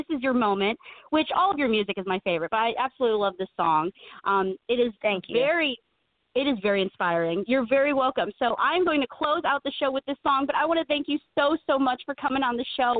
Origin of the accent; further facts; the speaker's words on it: Illinois, United States; We're from Illinois.